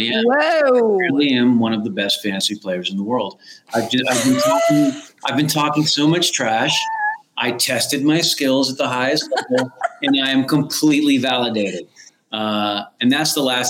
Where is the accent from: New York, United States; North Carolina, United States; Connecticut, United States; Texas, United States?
Texas, United States; San Antonio; I was raised in San Antonio, Texas